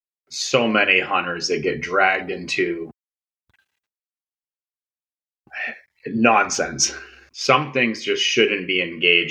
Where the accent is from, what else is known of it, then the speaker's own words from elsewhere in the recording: Dixfield, Maine, United States; I grew up in Dixfield, Maine